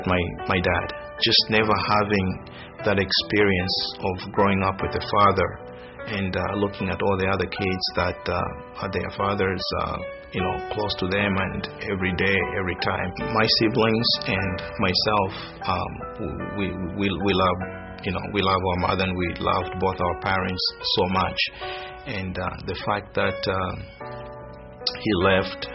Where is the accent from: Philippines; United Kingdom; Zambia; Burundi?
Zambia; moved away; I'm originally from Zambia, which is a small country in southern Africa.